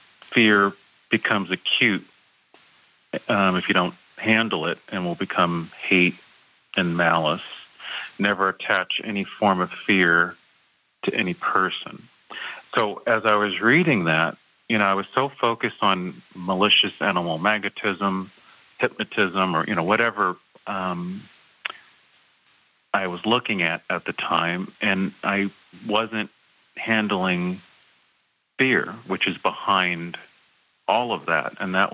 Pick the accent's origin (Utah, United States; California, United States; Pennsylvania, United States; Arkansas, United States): California, United States; And I even went to Plainfield to see everyone because I was like from California.